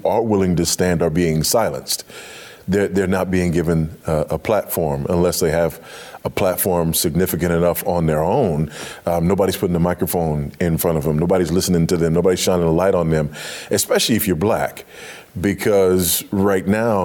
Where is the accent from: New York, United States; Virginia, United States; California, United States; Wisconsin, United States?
California, United States; Los Angeles; I grew up in Los Angeles on a fault line